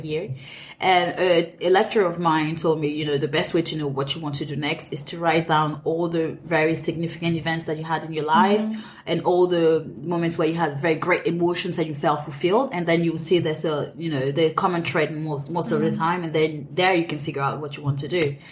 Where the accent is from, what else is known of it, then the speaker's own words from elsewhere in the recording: Cameroon; moved away as an adult; also born or lived in France / Edinburgh, United Kingdom; now in London, United Kingdom; I'm Cameroonian. I grew up in Cameroon